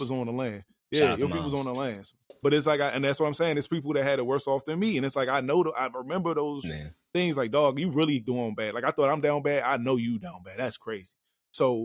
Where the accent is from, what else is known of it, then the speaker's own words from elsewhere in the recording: Washington, District of Columbia, United States; I'm from Anacostia, Southeast.